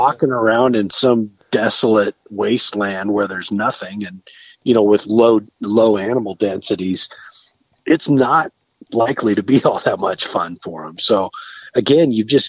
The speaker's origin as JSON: {"language": "English", "region": "Northeast Arizona", "country": "United States", "tie": "born or raised there", "said": "I grew up hunting deer in Northeast Arizona."}